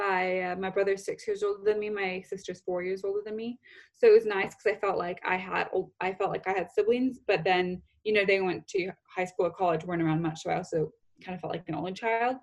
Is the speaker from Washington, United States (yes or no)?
yes; Bellevue, Washington, United States; also born or lived in Southern California / Rome; now in London, United Kingdom; I grew up in Seattle, Washington, just right outside of Seattle, in a little area called Bellevue